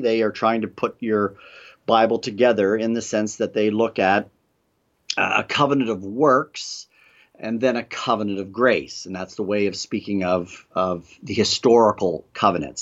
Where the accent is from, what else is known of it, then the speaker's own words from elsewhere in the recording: Canada; moved away; Peter and I, um, both are from Canada